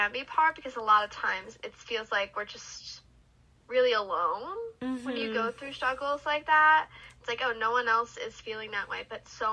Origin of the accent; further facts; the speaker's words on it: Philadelphia, Pennsylvania, United States; moved away as an adult; now in New York City, United States; I am from Philly